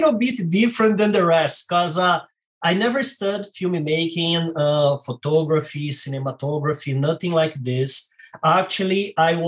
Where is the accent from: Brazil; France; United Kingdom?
Brazil; Rio de Janeiro; English is a second language; moved away as an adult; now in San Diego, United States; as you can notice by my accent, I am Brazilian and from Rio de Janeiro